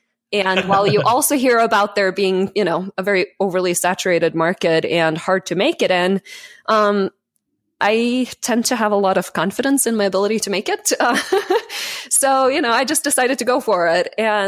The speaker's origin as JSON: {"language": "English", "country": "Norway", "second_language": "English", "moved": "as an adult", "lives_now": "Colorado, United States", "said": "But I moved from Norway to Colorado in 2010 and found myself with my degree from Norway not actually converting to the US."}